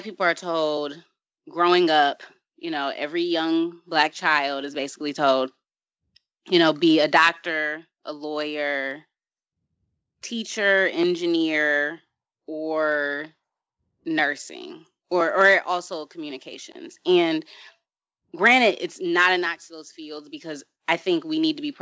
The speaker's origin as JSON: {"language": "English", "region": "Michigan", "country": "United States", "said": "I'm from Michigan"}